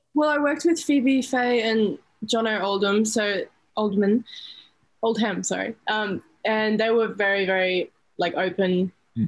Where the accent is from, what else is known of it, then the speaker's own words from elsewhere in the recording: Sunshine Coast, Queensland, Australia; near my hometown um, on the Sunshine Coast